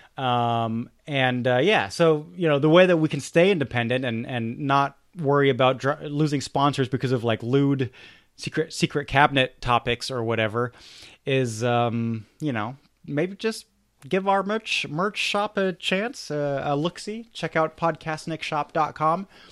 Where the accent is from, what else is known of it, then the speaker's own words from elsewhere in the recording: Germany; I grew up in Germany